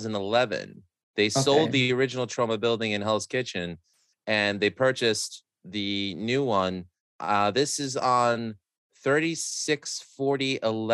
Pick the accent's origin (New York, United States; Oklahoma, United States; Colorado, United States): New York, United States; New York City; I grew up in Astoria, Queens.